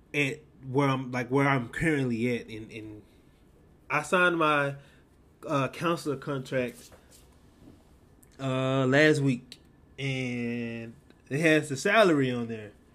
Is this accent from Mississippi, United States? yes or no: yes; Mississippi, United States; I was raised a Southern Baptist in Mississippi